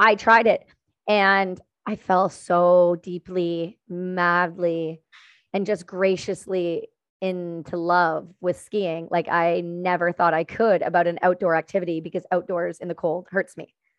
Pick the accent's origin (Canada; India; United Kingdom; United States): Canada; Ontario; I'm from Ontario